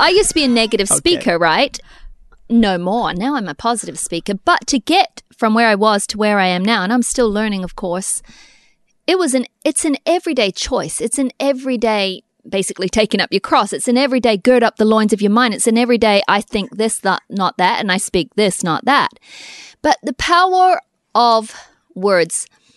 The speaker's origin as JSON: {"language": "English", "country": "New Zealand", "tie": "born or raised there", "said": "we grew up in New Zealand"}